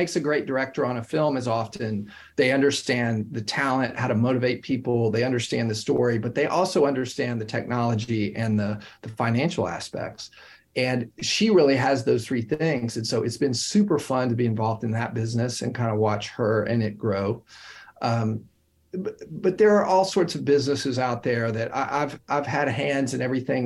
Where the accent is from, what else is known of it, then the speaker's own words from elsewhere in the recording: Knoxville, Tennessee, United States; moved away as an adult; also born or lived in Oxford, Ohio; now in New York City, United States; growing up in Knoxville, Tennessee, going to college in the Midwest